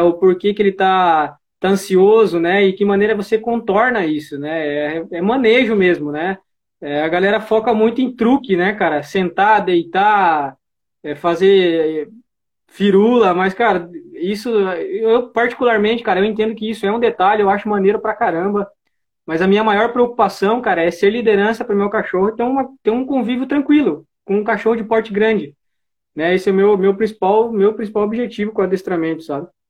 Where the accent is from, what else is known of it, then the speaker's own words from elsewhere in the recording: Cajati, São Paulo, Brazil; sou do, aqui do interior de São Paulo, região do Vale do Ribeira, cidade de Cajati